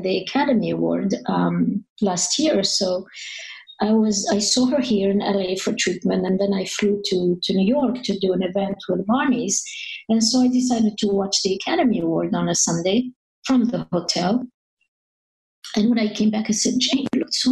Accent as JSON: {"language": "English", "town": "Paris", "region": "Île-de-France", "country": "France", "tie": "born or raised there", "also_born_or_lived": "North Africa", "second_language": "English", "moved": "as an adult", "lives_now": "United States", "said": "I grew up in Paris. I was not born in Paris. I was born in North Africa."}